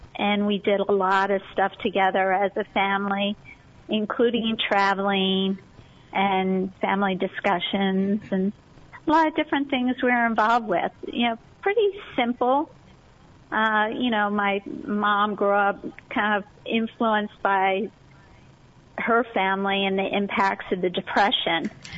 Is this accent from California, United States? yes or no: no; Chadds Ford, Pennsylvania, United States; Yeah, so Chadsford at the time when I was growing up there was pretty rural.